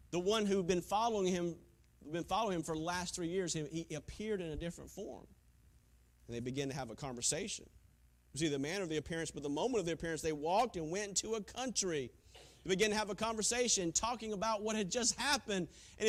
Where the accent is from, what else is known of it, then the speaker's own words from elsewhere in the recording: Taylors, South Carolina, United States; growing up in Taylor's, Greenville, South Carolina